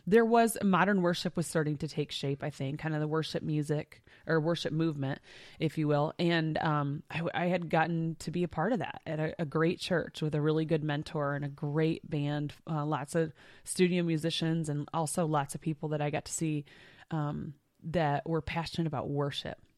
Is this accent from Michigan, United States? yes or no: yes; Michigan, United States; And we're two sisters. We grew up in Michigan.